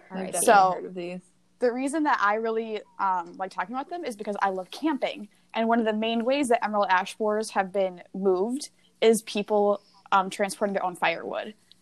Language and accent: English; Minnesota, United States; Well, in my hometown, in way up there in the north in Minnesota, you betcha.